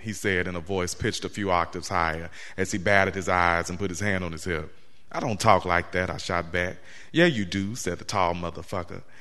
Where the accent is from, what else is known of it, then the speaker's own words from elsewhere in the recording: Central Arkansas, United States; also born or lived in Baltimore, Maryland; now in Norfolk, United States; growing up in Central Arkansas